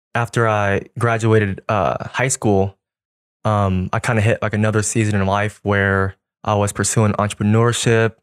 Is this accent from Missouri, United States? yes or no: yes; Kansas City, Missouri, United States; I was born and raised in Kansas City my whole life